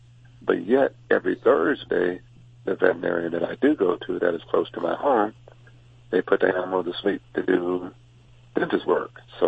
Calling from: Huntington Beach, California, United States; I'm calling from Huntington Beach.

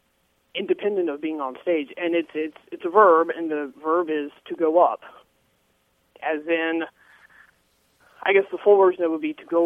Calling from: Roanoke, Virginia, United States; Roanoke, Virginia.

